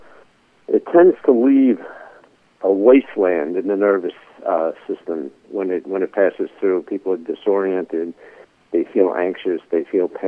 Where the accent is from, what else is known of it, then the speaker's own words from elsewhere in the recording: New York City, New York, United States; I'm a guy from the Bronx